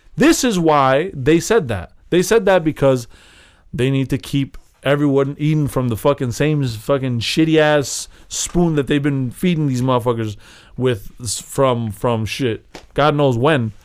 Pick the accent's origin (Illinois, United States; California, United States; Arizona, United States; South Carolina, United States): Illinois, United States; Chicago; we're from Chicago.